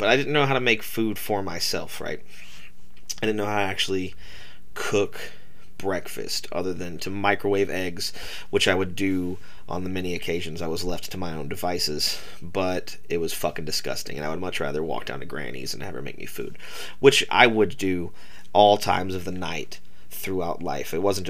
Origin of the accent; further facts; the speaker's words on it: Rockledge, Florida, United States; also born or lived in Laurel County, Kentucky; I was born in Rockledge, Florida on December 2nd, 1992. But I didn't spend my life in Florida. In fact, I didn't spend my life in one location at all. I moved every 6 months, mostly between Brevard County, Florida, and Laurel County, Kentucky